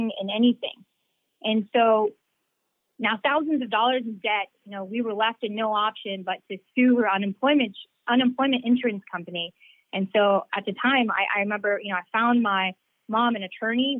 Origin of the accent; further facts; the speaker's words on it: Norcross, Georgia, United States; also born or lived in Lawrenceville, Georgia; I grew up in Norcross and Lawrenceville, and I've lived the vast majority of my life in this district